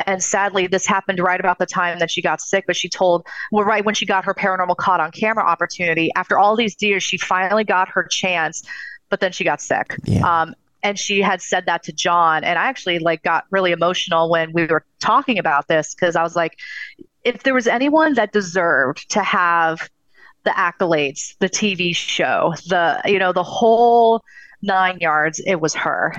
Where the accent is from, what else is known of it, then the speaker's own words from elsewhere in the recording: Southern California, United States; I'm originally from Southern California